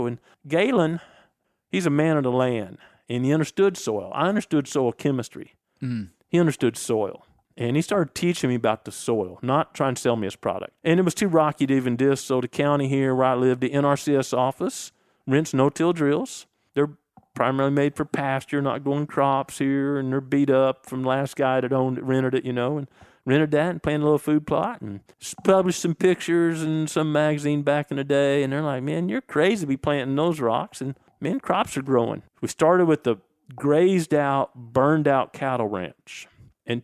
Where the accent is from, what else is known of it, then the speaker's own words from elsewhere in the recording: the Ozarks, United States; So again, I was raised in the Ozarks, and I clearly remember the first deer I ever saw.